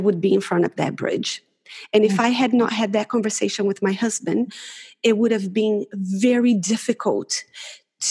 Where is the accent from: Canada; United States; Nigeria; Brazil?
Brazil; moved away as an adult; now in Auckland, New Zealand; I'm originally from Brazil